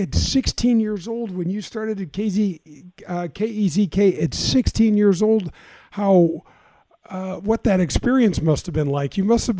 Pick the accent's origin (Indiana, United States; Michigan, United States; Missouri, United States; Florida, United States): Missouri, United States; North County; I grew up in North County. I have three older sisters